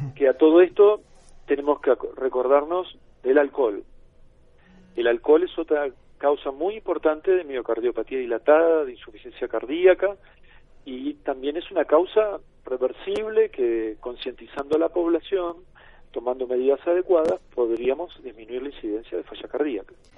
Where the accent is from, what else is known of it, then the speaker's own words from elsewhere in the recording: Argentina; como Buenos Aires, en mi país